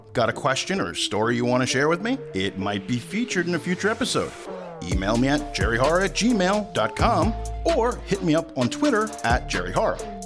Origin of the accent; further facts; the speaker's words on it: Brentwood, New York, United States; where I grew up in Brentwood and here in New York